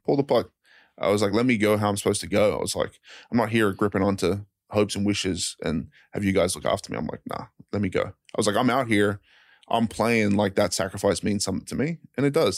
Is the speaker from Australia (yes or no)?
yes; Brisbane, Queensland, Australia; moved away as an adult; also born or lived in Arizona; I'm, I'm from Australia